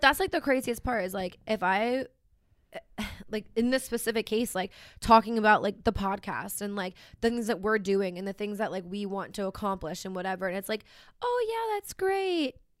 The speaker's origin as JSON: {"language": "English", "town": "Philadelphia", "region": "Pennsylvania", "country": "United States", "moved": "yes", "said": "I'm from Philly area"}